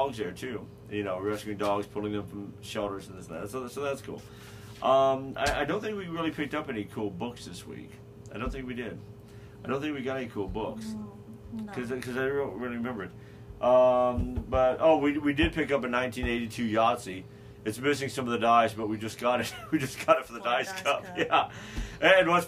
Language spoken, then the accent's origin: English; Carbondale, Illinois, United States; Carbondale, Illinois, my hometown. I was born there.